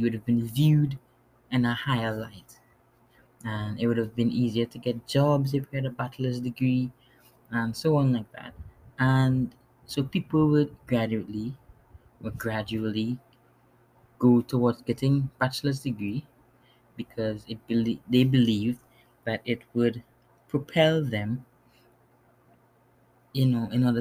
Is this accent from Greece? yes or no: no; Trinidad & Tobago; also born or lived in New York City, United States; now in New York, United States; I was born in New York City, but grew up in Trinidad and Tobago in the Caribbean. And now I'm back in New York